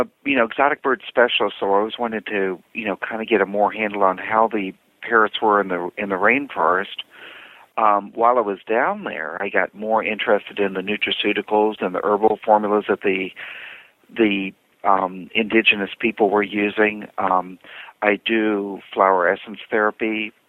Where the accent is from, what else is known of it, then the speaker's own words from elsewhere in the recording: Virginia, United States; I'm from Virginia, kind of lived all over the planet growing up.